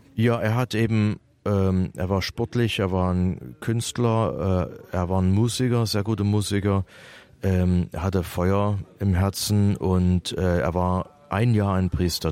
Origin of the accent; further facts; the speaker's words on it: East Germany, Germany; wir sind ja aus der Ostzone hier